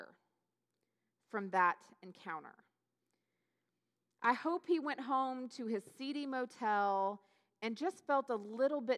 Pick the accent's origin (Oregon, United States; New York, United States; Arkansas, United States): Oregon, United States; Newberg; moved away as an adult; it's where I grew up is Newburgh outside of Portland